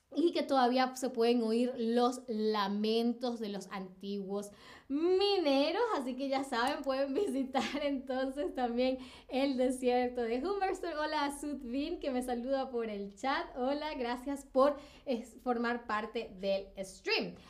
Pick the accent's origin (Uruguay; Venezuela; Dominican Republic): Venezuela; yo nací en Venezuela